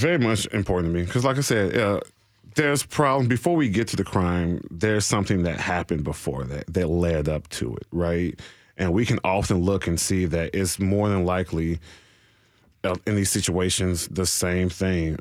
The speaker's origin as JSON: {"language": "English", "town": "Nashville", "region": "Tennessee", "country": "United States", "tie": "born or raised there", "said": "I'm from Nashville proper"}